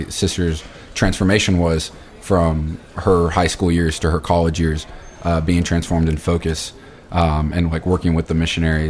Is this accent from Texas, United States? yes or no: yes; Austin, Texas, United States; Austin born and raised